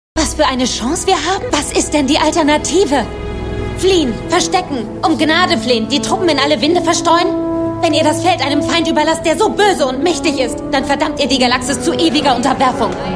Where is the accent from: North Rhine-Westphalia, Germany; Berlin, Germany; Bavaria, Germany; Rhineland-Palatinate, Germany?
Rhineland-Palatinate, Germany; Koblenz; ich komme aus Koblenz